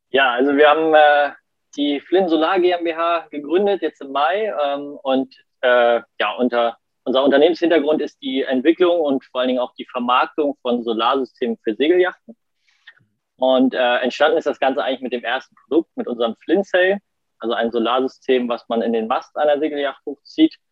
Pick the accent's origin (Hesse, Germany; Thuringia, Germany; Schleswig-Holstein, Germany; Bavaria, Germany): Schleswig-Holstein, Germany; Kiel; ich äh, komme aus Kiel, bin auch in Kiel geboren und aufgewachsen und ähm, ja, bin auch in Kiel zur Schule gegangen